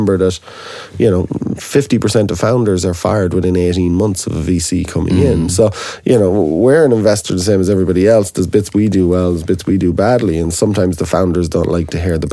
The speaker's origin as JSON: {"language": "English", "country": "Ireland", "said": "as an Irishman"}